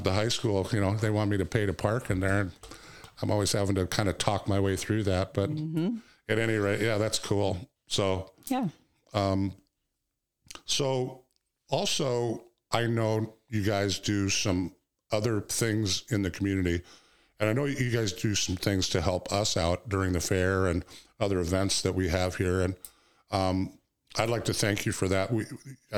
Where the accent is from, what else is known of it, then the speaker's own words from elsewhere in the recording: Iowa, United States; moved away as an adult; also born or lived in Wyoming; now in Walworth County, Wisconsin, United States; We moved here from Wyoming, but generally Iowa, that's where I grew up